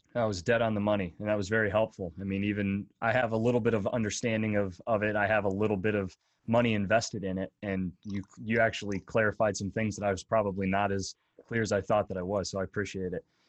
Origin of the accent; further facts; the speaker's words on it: northwestern Pennsylvania, United States; I grew up in northwestern P